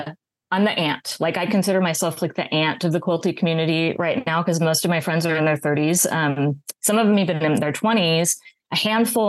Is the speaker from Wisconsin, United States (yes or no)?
no; Oregon, United States; moved away as an adult; now in Pasadena, United States; I'm originally from Oregon